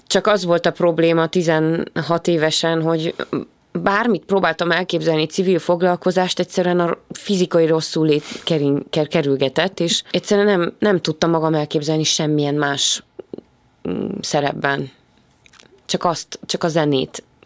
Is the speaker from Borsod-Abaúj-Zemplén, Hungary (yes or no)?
no; Gödöllő, Pest, Hungary; Ugye én gödöllői vagyok, és tulajdonképpen az egész gyerekkoromat gödöllön töltöttem